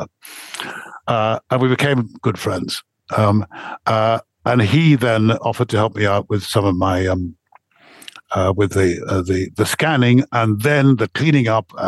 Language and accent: English; England, United Kingdom; I stand out a bit because I'm English.